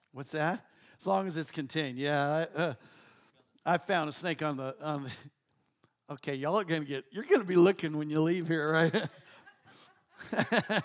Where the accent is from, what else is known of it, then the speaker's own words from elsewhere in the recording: Colorado, United States; now in Texas, United States; I grew up in Colorado